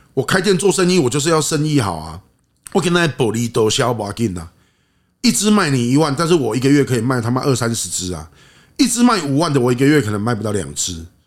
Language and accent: Chinese; Taiwan; 我们台湾人喜欢做事情